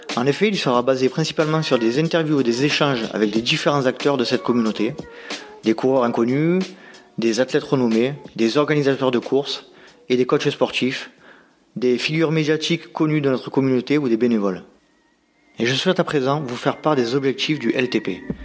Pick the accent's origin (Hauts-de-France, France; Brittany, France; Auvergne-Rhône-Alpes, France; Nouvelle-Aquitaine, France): Hauts-de-France, France; Nord-Pas-de-Calais; accent: Nord-Pas-de-Calais; mon accent du Nord-Pas-de-Calais